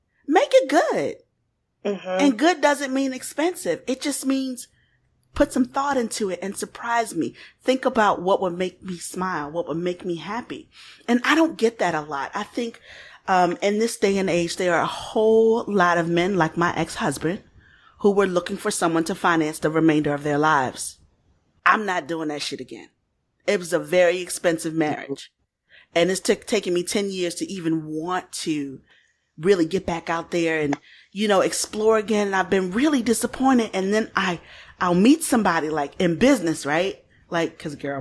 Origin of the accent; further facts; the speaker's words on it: Baltimore, Maryland, United States; I come from Baltimore